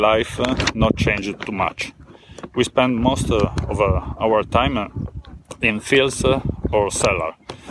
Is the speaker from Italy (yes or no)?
yes; Italy; also born or lived in Serralunga d'Alba, Piedmont